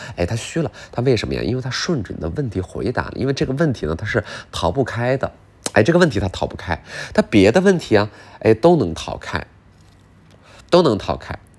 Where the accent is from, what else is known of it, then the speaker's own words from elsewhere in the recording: Northeast China, China; 笔者从小在东北长大